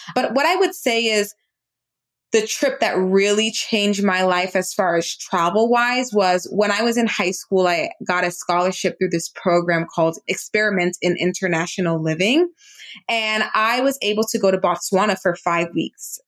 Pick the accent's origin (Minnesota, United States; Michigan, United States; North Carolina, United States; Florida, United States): Florida, United States; South; also born or lived in New York; I was born in New York, but I did grow up in South Florida, and I am first generation American. So both of my parents are Jamaican born